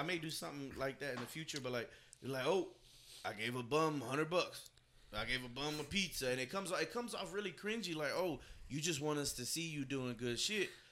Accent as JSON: {"language": "English", "town": "Dallas", "region": "Texas", "country": "United States", "said": "I'm from Oak Cliff. Right. You know, we're living in West Dallas for a while."}